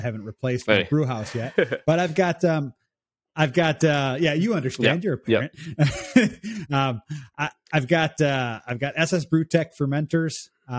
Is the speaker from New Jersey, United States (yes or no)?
no; Chicago, Illinois, United States; I'm actually from north of Chicago, northwest of Chicago, but that's the closest city that anybody knows.